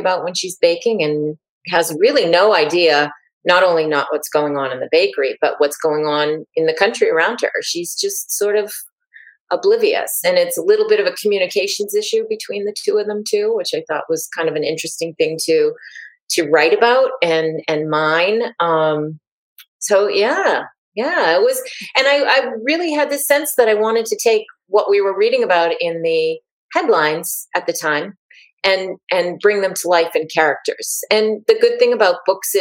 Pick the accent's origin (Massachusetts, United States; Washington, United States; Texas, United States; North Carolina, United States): Massachusetts, United States; now in Chicago, United States; I'm currently living in Chicago, but I'm originally from Massachusetts.